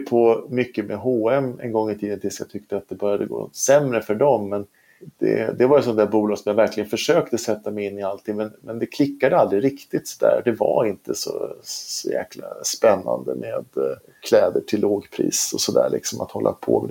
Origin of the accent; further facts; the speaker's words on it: Sweden; i Sverige då, eftersom vi är svenskar